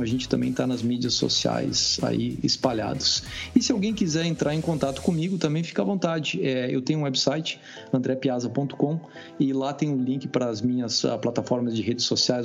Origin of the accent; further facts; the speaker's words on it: Brazil; Baxi, que é Brasil.